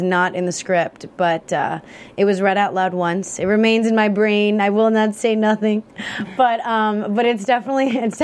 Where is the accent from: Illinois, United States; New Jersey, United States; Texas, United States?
Illinois, United States; Chicago; moved away; I'm from Chicago